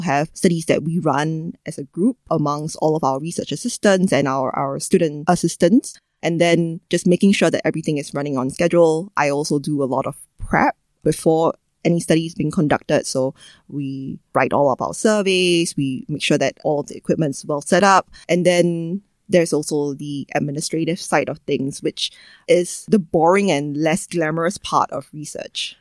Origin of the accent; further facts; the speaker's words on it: Singapore; our variety of English and the other languages that we speak here